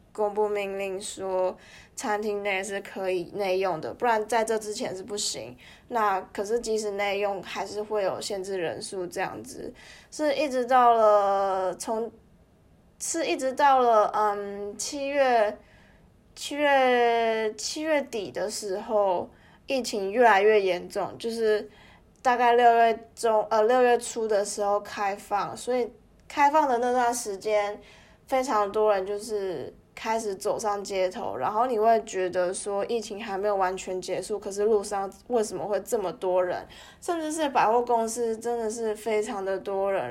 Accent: Taiwan; moved away as an adult; now in Melbourne, Australia; 因为我自己身为一个台湾人，然后台湾的疫情做得很好，可是我却身处在一个疫情非常糟糕的一个地方

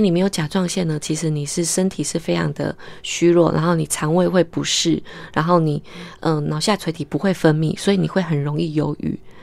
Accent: Taiwan; 我们是台湾人

